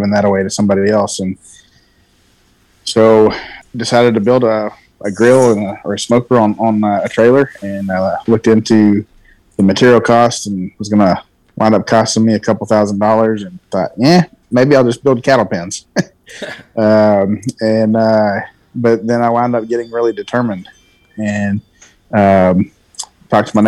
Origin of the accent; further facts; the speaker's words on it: West Texas, United States; moved away as an adult; also born or lived in Tennessee / Alabama / Michigan; growing up in Texas